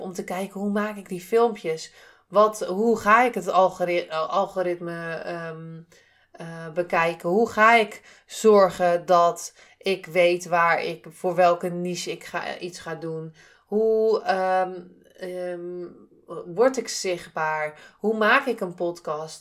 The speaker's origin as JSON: {"language": "Dutch", "region": "Zeeland", "country": "Netherlands", "said": "ik kom uit Zeeland."}